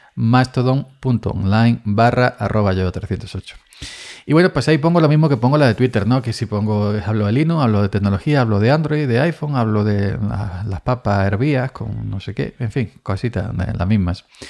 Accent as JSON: {"language": "Spanish", "region": "Andalusia", "country": "Spain", "tie": "born or raised there", "said": "naciendo en cortijo y en cortijo me, me crié"}